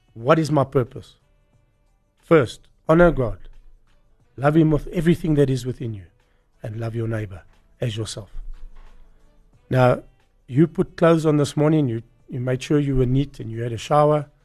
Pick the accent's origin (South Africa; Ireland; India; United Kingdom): South Africa; I grew up in Bella Vista, where the poor people were